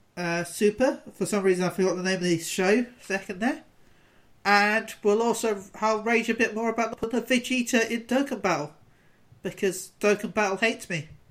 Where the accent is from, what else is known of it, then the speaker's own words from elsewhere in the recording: United Kingdom; as a British person